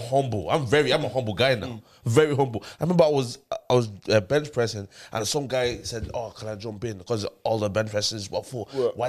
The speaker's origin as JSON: {"language": "English", "town": "Dublin", "region": "Leinster", "country": "Ireland", "said": "we're from Dublin"}